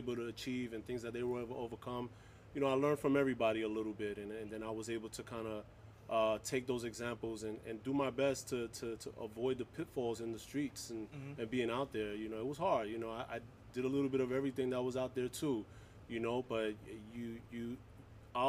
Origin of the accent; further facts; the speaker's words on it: New York City, New York, United States; I grew up in Harlem, in New York City, all over New York City